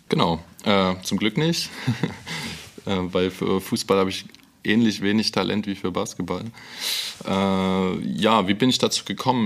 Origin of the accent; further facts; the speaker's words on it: Freiberg, Saxony, Germany; moved away; Ja, absolut. Dort wohnen auch noch einige Freunde von mir. Ich bin sehr gerne dort, meine Eltern wohnen dort.